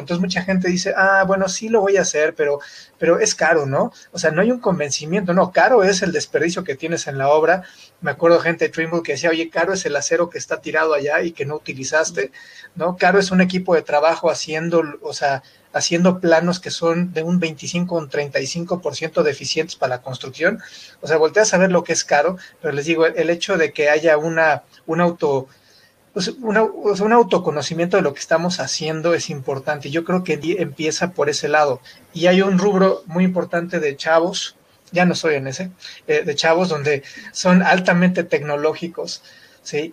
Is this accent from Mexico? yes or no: yes; Mexico; de México